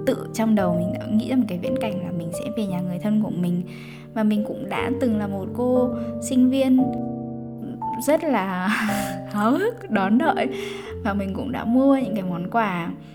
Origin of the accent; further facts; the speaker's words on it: Vietnam; moved away; mình vẫn là người việt